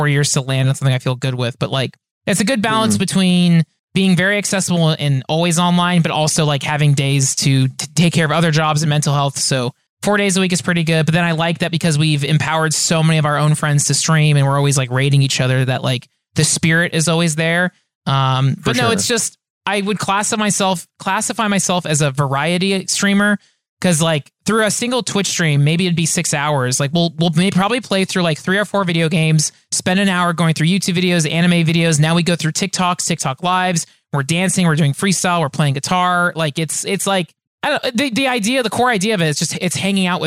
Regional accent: Orange County, California, United States; also born or lived in San Diego; Now I'm back in Orange County. So born and raised

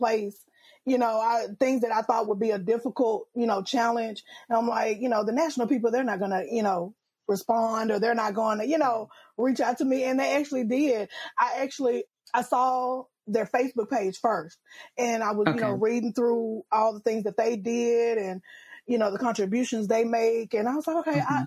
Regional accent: Louisiana, United States; I'm from Louisiana

